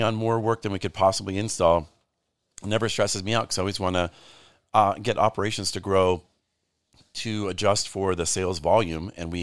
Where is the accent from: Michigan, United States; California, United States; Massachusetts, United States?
Michigan, United States; Grand Rapids; growing up in Grand Rapids, Michigan